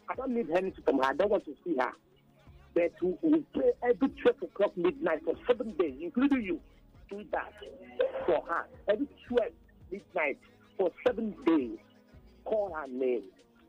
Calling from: Satellite Town, Lagos, Nigeria; I'm Satellite Town.

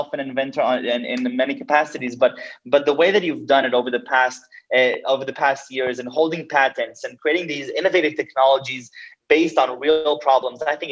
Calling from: Tel Aviv, Tel Aviv District, Israel; I'm calling from Tel Aviv.

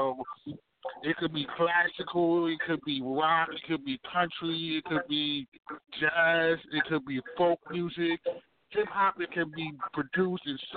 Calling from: Baltimore, Maryland, United States; I'm calling from Baltimore, East Side, Zone 18

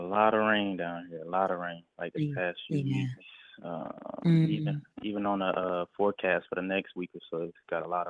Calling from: Tampa, Florida, United States; I'm calling there from Florida.

